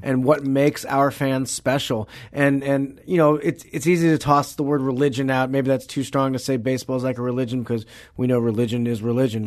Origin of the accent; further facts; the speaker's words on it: Clayton, Missouri, United States; I'm from Saint Louis, I'm from Clayton